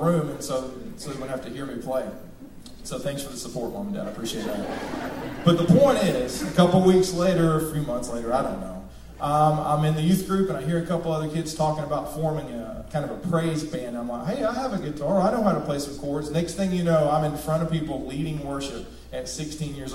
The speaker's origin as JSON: {"language": "English", "town": "Rossville", "country": "United States", "tie": "born or raised there", "said": "I grew up in Rossville"}